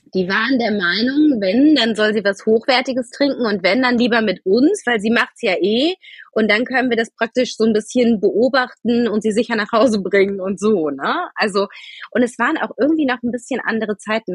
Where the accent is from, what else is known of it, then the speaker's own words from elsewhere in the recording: Wuppertal, North Rhine-Westphalia, Germany; moved away; also born or lived in Munich / Rosenheim; Ich komme ursprünglich aus Wuppertal.